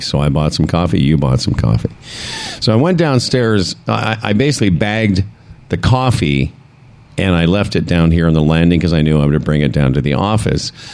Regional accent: Western Canada, Canada; now in Ontario, Canada; We're from Western Canada.

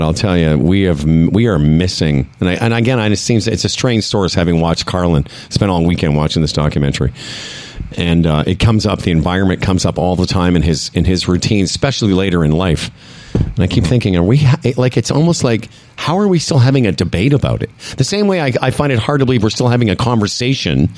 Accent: Canada; as a Canadian

